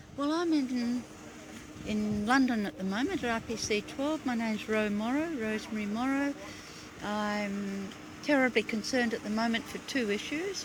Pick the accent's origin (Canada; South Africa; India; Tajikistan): India; now in United Kingdom; I live in the UK, but I'm originally from India.